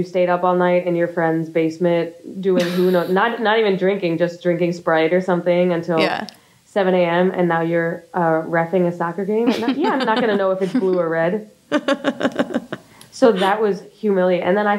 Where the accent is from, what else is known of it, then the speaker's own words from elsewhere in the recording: outside of Buffalo, New York, United States; Outside of Buffalo, in like the wealthiest town outside of Buffalo.